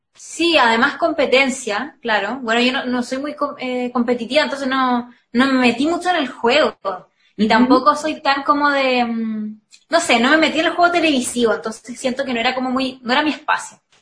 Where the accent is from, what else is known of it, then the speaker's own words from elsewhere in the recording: Viña del Mar, Valparaíso, Chile; soy de Viña